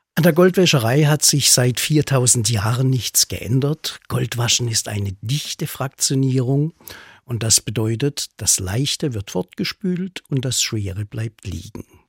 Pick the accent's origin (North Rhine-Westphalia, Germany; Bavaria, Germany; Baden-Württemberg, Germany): Baden-Württemberg, Germany; Black Forest; bei uns in der Region im Schwarzwald